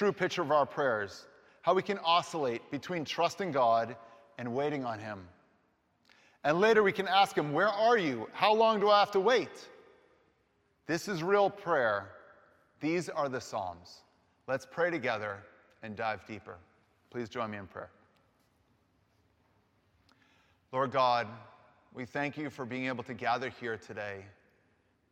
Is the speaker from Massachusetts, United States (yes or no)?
yes; Boston, Massachusetts, United States; I'm an Irish American, growing up in the Boston area